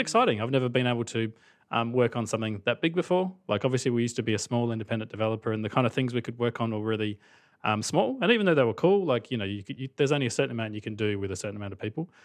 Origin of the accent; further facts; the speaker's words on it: Australia; accent: Australian; the accent is real. I'm actually from Australia